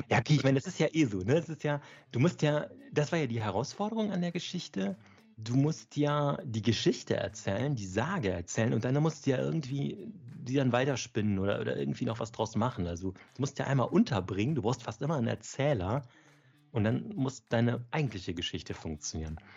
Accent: Erftstadt, North Rhine-Westphalia, Germany; also ich komme aus Erftstadt, das ist so im Speckgürtel von Köln.

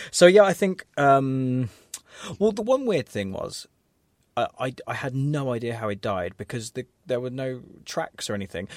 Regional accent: England, United Kingdom; as English people

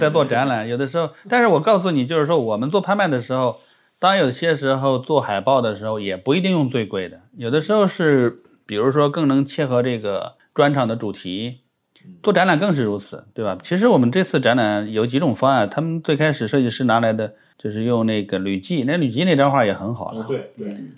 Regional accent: China; 我们中国人

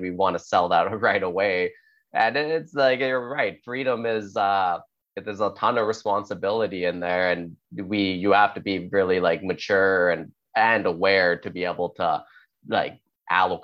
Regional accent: Canada; I'm Canadian too

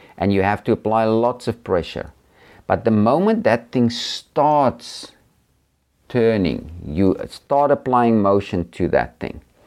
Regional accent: South Africa; I've traveled around a lot in, um, in South Africa, my home country

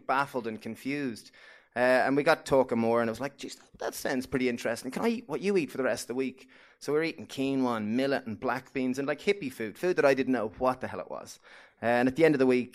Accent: Greystones, County Wicklow, Ireland; We grew up in Greystones, right here, County Wicklow.

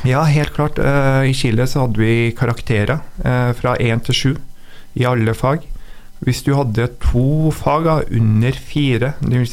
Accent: Trondheim, Trøndelag, Norway; also born or lived in São Paulo, Brazil; Ja, jeg vokste opp i Trondheim og bodde på Kattem.

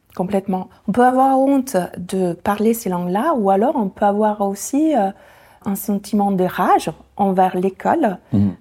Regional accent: Italy; first language Italian; French is a second language; moved away as an adult; now in France; ma langue maternelle, qui est l'italien

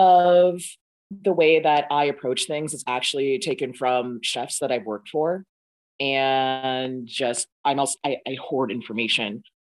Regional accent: Boston, Massachusetts, United States; I mean, growing up in Boston, there was Fromaggio Kitchen, never went. I grew up in Dorchester.

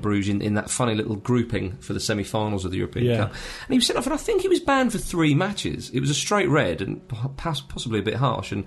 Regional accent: Scotland, United Kingdom; growing up in Scotland

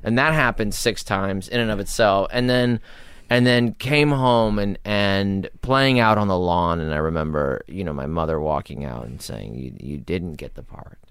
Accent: Los Angeles, California, United States; I was born in Hollywood, raised in North Hollywood

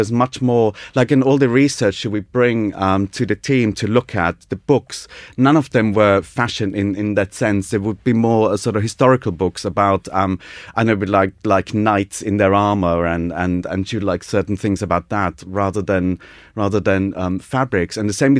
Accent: United Kingdom; I'm a British student, so I obviously know what I'm doing. So this is a very new thing for them. Everyone else was Italian.

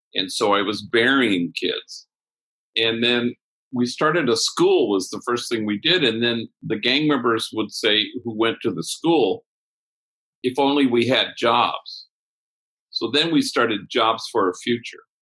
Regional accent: Los Angeles, California, United States; where I grew up in Los Angeles

